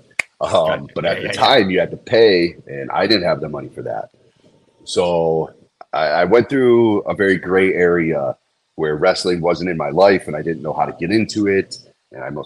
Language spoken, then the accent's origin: English; Middlefield, Ohio, United States; I was born and raised in Middlefield, Ohio, which is a little east of Cleveland